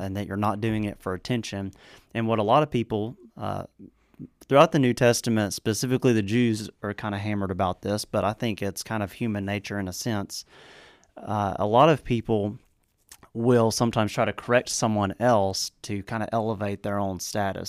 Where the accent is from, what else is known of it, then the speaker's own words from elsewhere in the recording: the South, United States; I'm from the South.